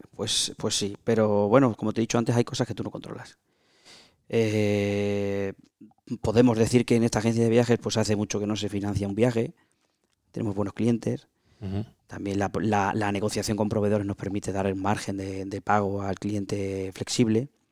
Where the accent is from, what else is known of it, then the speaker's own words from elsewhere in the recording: Extremadura, Spain; empresario extremeño